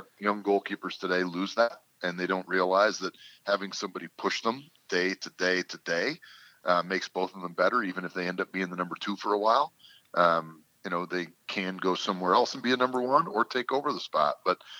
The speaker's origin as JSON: {"language": "English", "country": "Canada", "said": "coming as a Canadian, you're looking at, you know, being unless you're the clear number one, clearing a foreign spot for it."}